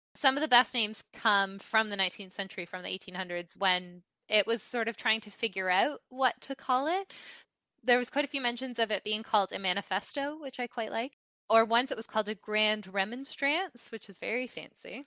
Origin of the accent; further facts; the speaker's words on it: Canada; moved away; my home country of Canada